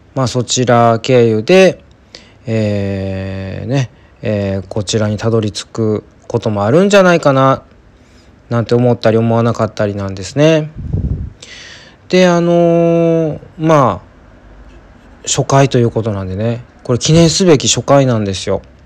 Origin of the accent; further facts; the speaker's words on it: Kansai, Japan; 私はやっぱりその関西出身なんで